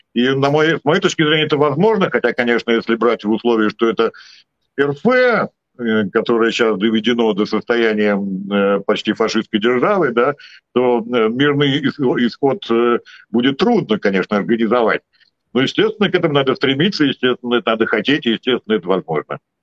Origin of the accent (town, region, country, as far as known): Saint Petersburg, Russia; born or raised there